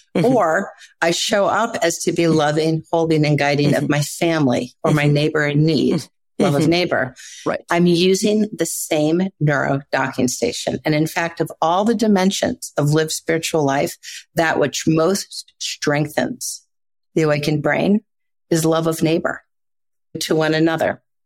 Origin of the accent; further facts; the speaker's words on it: Midwest, United States; I grew up in the Midwest.